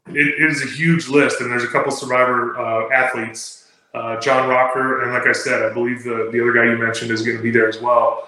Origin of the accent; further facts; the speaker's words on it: Del Mar, California, United States; moved away; also born or lived in Utah; I grew up in Del Mar, California